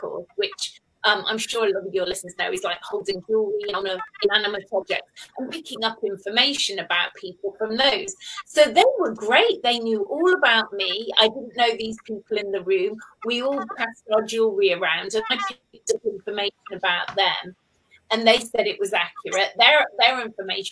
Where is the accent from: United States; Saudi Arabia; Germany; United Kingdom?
United Kingdom; Cheshire, North West England; moved away as an adult; also born or lived in Stoke-on-Trent / London; now in Cornwall, United Kingdom; I was born in Stoke-on-Trent up north, but I was brought up living in Cheshire. And then I went to school there.